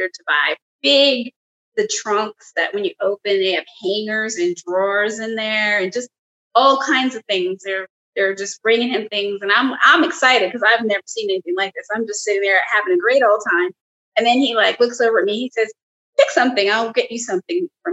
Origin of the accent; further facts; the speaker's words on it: New Jersey, United States; I'm from Jersey.